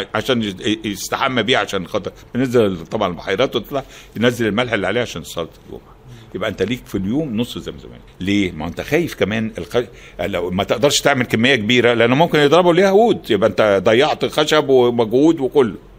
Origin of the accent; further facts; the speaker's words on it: Alexandria, Alexandria Governorate, Egypt; احنا من الاسكندريه